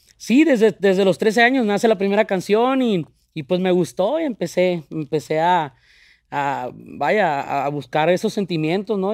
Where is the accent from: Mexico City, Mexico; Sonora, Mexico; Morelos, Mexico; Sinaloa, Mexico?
Sinaloa, Mexico; now in Los Angeles, United States; Me llevan a los tres años a, a, Sinaloa, donde son mis padres